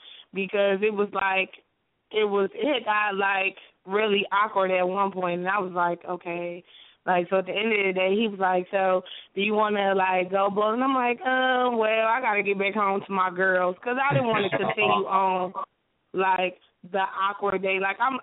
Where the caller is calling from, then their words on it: Alabama, United States; I'm calling from Alabama.